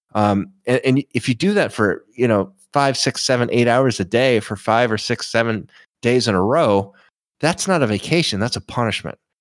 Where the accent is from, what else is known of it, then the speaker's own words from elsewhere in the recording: Florida, United States; I was a local. So I mean, I was Florida.